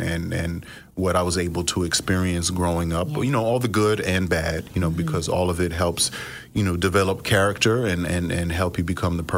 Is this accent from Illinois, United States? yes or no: no; New York, United States; growing up in New York, it wasn't necessarily the coolest thing